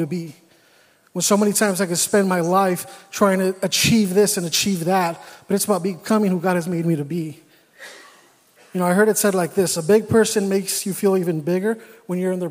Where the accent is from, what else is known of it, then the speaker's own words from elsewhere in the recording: California, United States; moved away as an adult; I'm from California